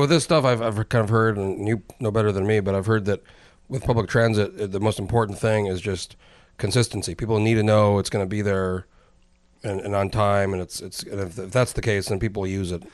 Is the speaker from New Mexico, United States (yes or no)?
yes; New Mexico, United States; I, I grew up in New Mexico